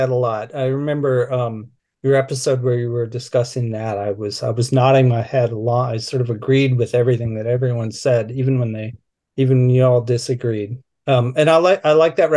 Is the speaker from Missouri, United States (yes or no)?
no; Minneapolis, Minnesota, United States; growing up in Minneapolis in the 1980s